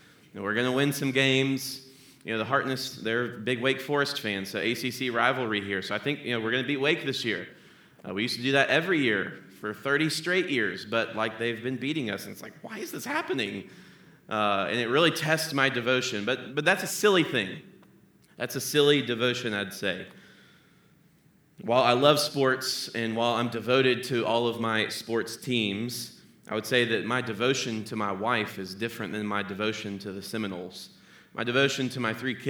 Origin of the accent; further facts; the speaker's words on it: Tallahassee, Florida, United States; now in Cincinnati, United States; I grew up in Tallahassee, Florida